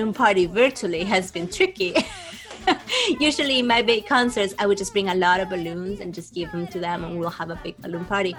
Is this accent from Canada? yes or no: no; Trujillo, La Libertad, Peru; moved away as an adult; now in New York, United States; I grew up in Trujillo